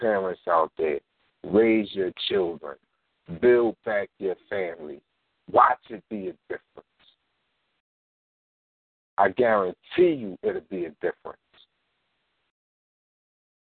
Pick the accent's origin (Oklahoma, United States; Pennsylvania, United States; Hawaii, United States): Pennsylvania, United States; Philadelphia; I only taught in North Philly schools because I'm from North Philly